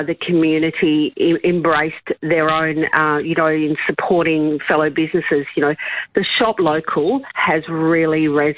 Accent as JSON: {"language": "English", "area": "Mid-West region", "region": "Western Australia", "country": "Australia", "tie": "born or raised there", "moved": "yes", "said": "I grew up here in the Mid-West region."}